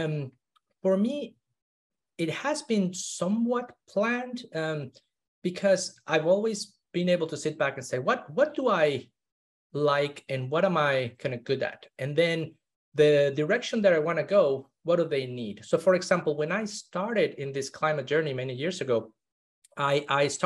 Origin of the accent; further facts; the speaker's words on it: Mexico City, Mexico; I grew up in Mexico City. One of the most polluted cities in the world.